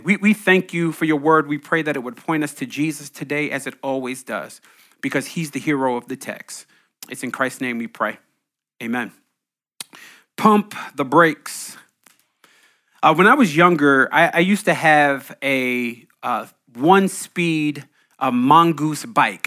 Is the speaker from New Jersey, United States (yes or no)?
yes; New Jersey, United States; I grew up in Jersey, Green Grove Basketball Court